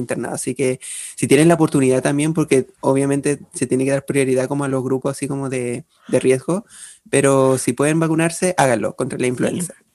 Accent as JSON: {"language": "Spanish", "town": "Chimbarongo", "region": "O'Higgins", "country": "Chile", "tie": "born or raised there", "said": "de Chimarongo, porque es mi ciudad y yo la quiero mucho"}